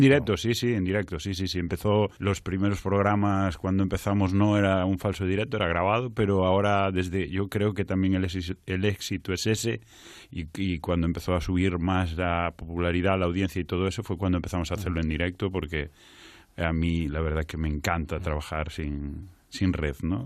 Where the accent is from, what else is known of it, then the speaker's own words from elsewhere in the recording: Culleredo, Galicia, Spain; yo soy de, de Castelo, que no es Carral, es Culleredo, es un pueblo de Culleredo